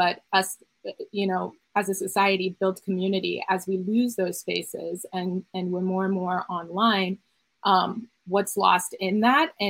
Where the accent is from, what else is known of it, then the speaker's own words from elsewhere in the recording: Chicago, Illinois, United States; as a Chicagoan that grew up a fan of …'s music